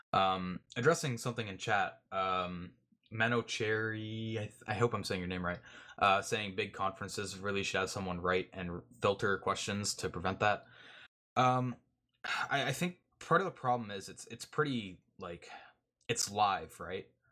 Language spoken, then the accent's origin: English; Canada; I'm Canadian.